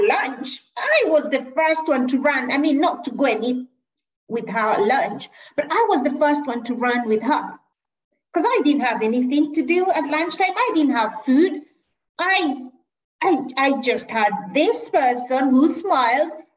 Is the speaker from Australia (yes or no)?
no; Kenya; moved away; I was born in Kenya.